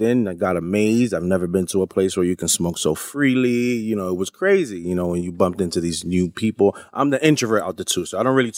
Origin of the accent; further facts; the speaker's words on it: New York, United States; he saw that I was from New York and Arabic dude